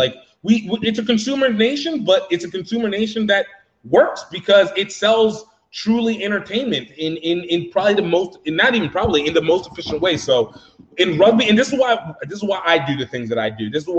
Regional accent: Louisiana, United States; also born or lived in Pennsylvania / Iowa; So initially I was born in Pennsylvania, lived in Iowa, then came down to Louisiana. Louisiana is when I started really caring about football.

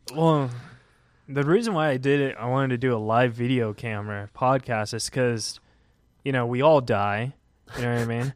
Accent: Huntington Beach, California, United States; I am from Huntington Beach

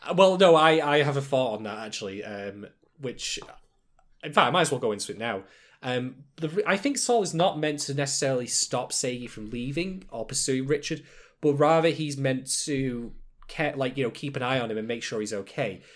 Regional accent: England, United Kingdom; I am an Englishman

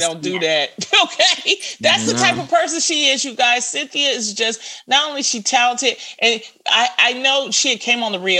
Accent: Detroit, Michigan, United States; I'm from Detroit. I grew up on

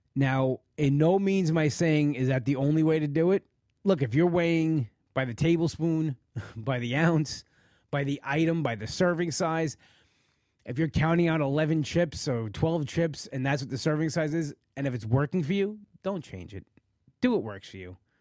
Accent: Long Island, New York, United States; live in the area where I live, Long Island

